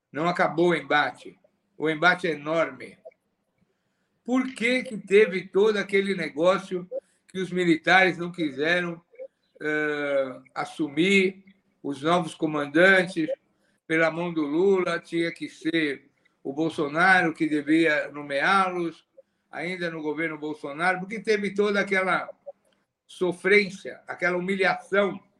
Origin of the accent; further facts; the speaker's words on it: São Paulo, Brazil; nós que somos de São Paulo, nós somos de São Paulo